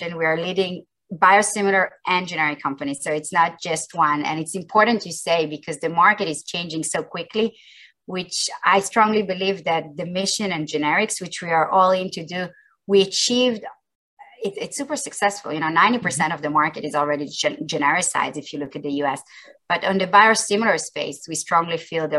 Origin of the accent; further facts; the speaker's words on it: Israel; I grew up in Israel and I've been most of my career in Israel.